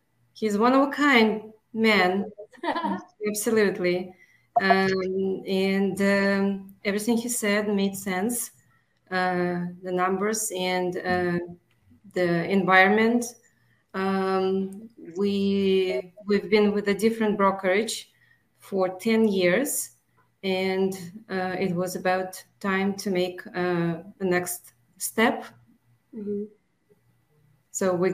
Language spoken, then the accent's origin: English; Roswell, Georgia, United States; We are located in Roswell, Georgia. This is where our hometown is. We're servicing entire metro Atlanta.